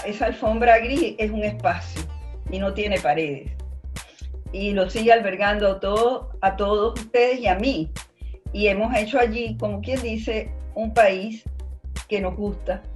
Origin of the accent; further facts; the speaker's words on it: Venezuela; como venezolanos